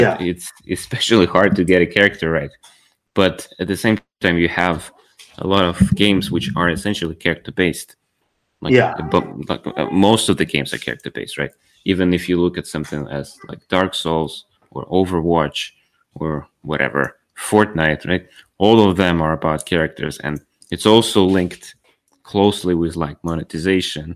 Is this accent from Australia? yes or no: no; Ukraine; I'm from Ukraine.